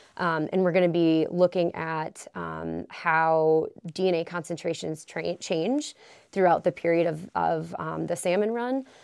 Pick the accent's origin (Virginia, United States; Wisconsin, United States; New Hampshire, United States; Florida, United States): Wisconsin, United States; moved away as an adult; now in Alaska, United States; I am originally from Wisconsin